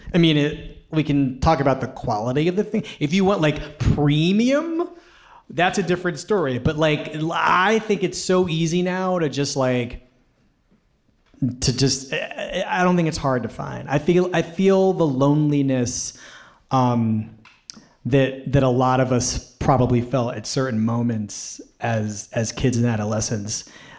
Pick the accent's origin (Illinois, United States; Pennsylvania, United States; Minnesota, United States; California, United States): Pennsylvania, United States; Philadelphia; They had a video, like, I'm from Philadelphia.